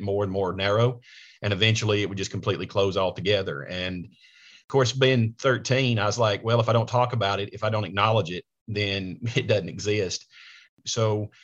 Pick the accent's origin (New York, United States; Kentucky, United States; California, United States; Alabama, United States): Alabama, United States; Coleman; moved away as an adult; now in Nashville, United States; I was raised in a small rural part of Alabama, Coleman, Alabama.